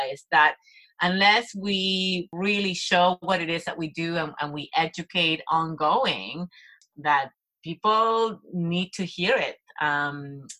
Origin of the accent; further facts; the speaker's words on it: Argentina; moved away; I'm from Latin America. I'm from Argentina.